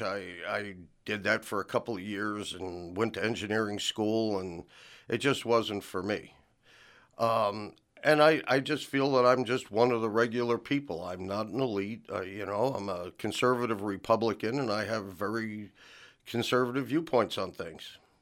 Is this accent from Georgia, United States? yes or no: no; New Jersey, United States; also born or lived in California / Tecumseh, Oklahoma; now in Chickasha, United States; I was born and raised in New Jersey